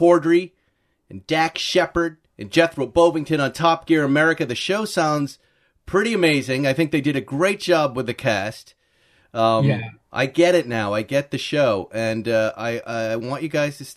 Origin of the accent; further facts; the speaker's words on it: Massachusetts, United States; We're both from Massachusetts